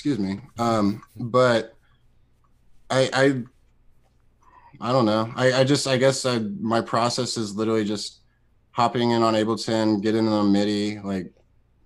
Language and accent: English; Columbia, United States; born or raised there